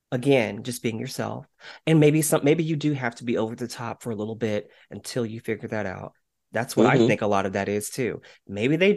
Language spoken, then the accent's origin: English; West Texas, United States; now in Dallas, United States; I'm from West Texas